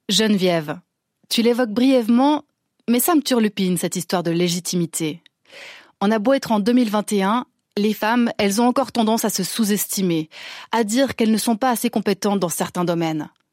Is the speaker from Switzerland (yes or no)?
yes; Switzerland; chez nous en Suisse